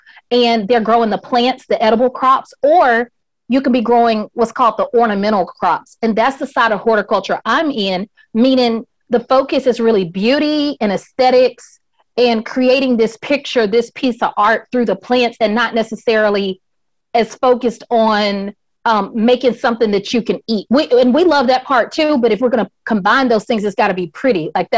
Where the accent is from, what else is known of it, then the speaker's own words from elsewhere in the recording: Atlanta, Georgia, United States; I am a hardcore Southerner. I grew up in Atlanta, and on the weekends, my family would go down to Barnesville, Georgia, where my mother is from.